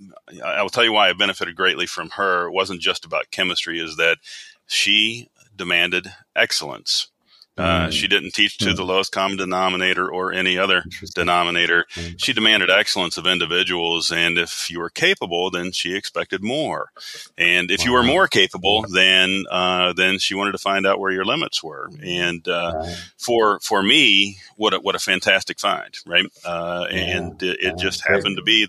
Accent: West Virginia, United States; growing up in Appalachia, growing up in West Virginia

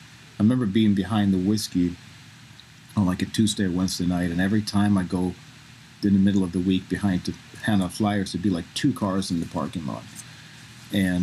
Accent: southern Sweden, Sweden; moved away as an adult; now in Los Angeles, United States; I remember growing up in Sweden

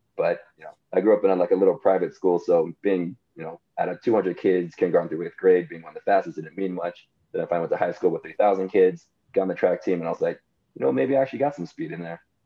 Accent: San Diego, California, United States; growing up in San Diego

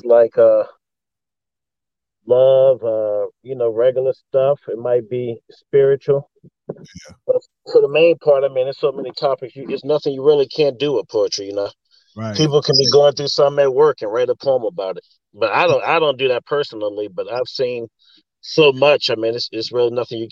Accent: Maryland, United States; also born or lived in Virginia; I grew up in Maryland, but I'm originally from Virginia

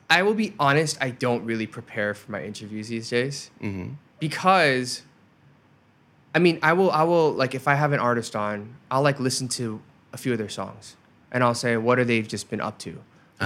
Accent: United States; also born or lived in Korea; I don't belong in Korea because it's I'm too American. I don't belong in America because I'm too Korean

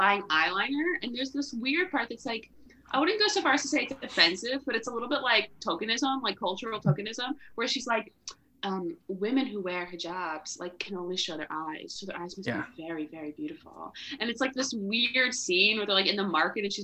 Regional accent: Long Island, New York, United States; I'm from Long Island

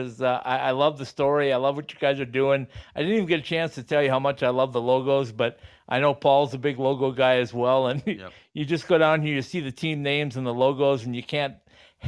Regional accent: Bemidji, Minnesota, United States; moved away as an adult; also born or lived in Duluth, Minnesota / Arizona; I grew up just outside of Bemidji

